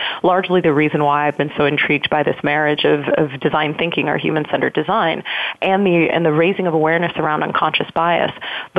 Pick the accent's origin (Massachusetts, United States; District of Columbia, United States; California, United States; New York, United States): District of Columbia, United States; Washington; now in Silicon Valley, United States; I'm coming from Washington, D.C. and have been living in the Valley now for about 3 years.